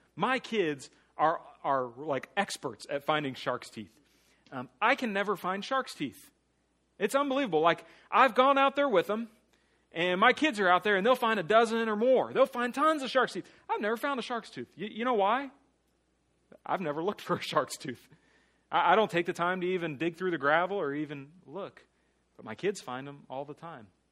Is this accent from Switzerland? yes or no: no; Mulberry, Florida, United States; also born or lived in New Jersey; growing up in Mulberry